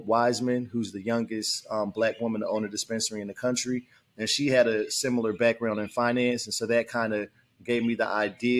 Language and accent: English; Trenton, New Jersey, United States; moved away as an adult; also born or lived in Washington, D.C.; I grew up in Trenton, New Jersey, where I now have the opportunity to come back home after 21 years